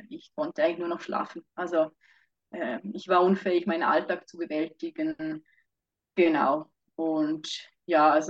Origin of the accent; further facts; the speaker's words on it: Vorarlberg, Austria; now in Switzerland; also ich ursprünglich aus Vorarlberg, äh, wohne aber seit zwei Jahren schon wieder äh, in der Schweiz.